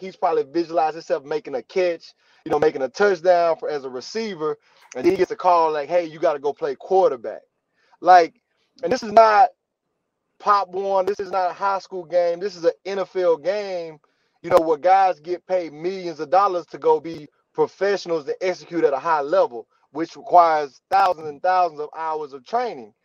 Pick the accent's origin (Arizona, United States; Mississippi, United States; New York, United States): Mississippi, United States; I'm from Mississippi.